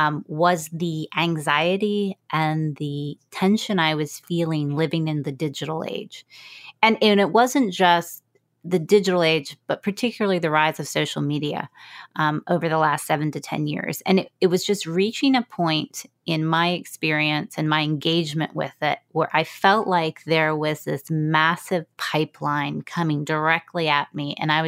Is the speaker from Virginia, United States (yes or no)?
yes; Virginia, United States; So no disrespect to anyone who lives in West Virginia, but we are from Virginia.